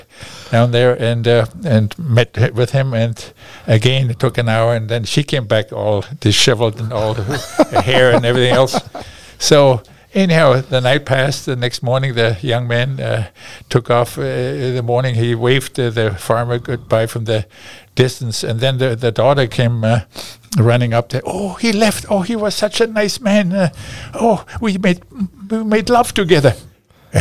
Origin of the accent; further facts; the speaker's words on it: Garmisch-Partenkirchen, Bavaria, Germany; accent: German; English is a second language; moved away as an adult; also born or lived in Berlin / Hawaii / Paris; now in Alaska, United States; I headed back to Garmisch with my brothers and family.